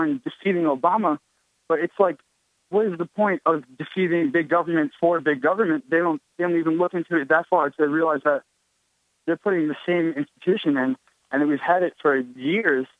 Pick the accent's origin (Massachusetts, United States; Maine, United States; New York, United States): New York, United States; I'm from New York